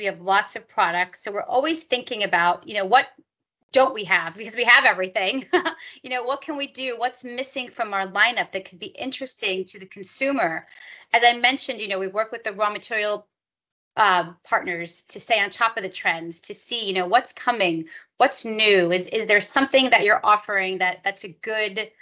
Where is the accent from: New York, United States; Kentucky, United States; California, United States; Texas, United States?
New York, United States; I am from New York, and I went to school in New York